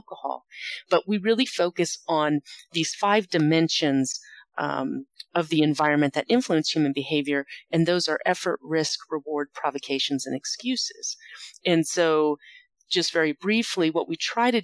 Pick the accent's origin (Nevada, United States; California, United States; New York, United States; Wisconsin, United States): Nevada, United States; Las Vegas; my hometown is Las Vegas. That's where I'm a professor of criminal justice at the University of Nevada, Las Vegas.